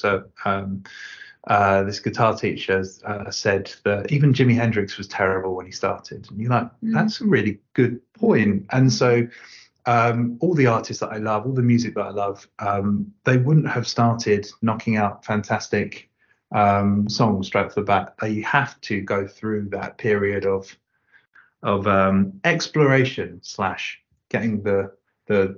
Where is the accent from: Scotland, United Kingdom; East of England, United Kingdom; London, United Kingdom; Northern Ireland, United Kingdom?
East of England, United Kingdom; Southend-on-Sea; I grew up near Southend-on-Sea, which does have a beach, but isn't warm.